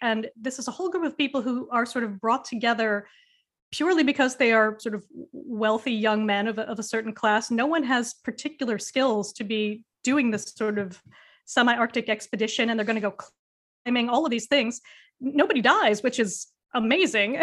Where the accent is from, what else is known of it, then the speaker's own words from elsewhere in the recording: United States; moved away as an adult; now in United Kingdom; as an American